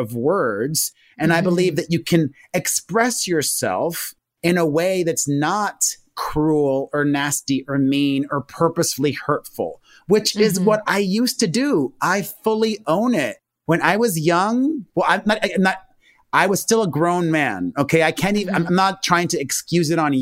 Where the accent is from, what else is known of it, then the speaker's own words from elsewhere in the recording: Miami, Florida, United States; I grew up in Miami, the son of Cuban immigrants